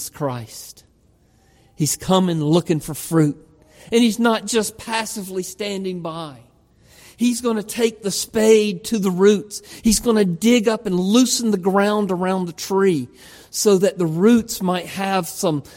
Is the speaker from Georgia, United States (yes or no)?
yes; Georgia, United States; accent: Georgia; moved away; I'm from Georgia. Houston, with a great, beautiful Georgia accent